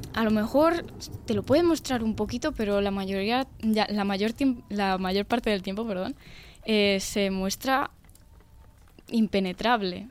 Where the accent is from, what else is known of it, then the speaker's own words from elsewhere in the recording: Extremadura, Spain; mi pueblo, Extremadura, en Extremadura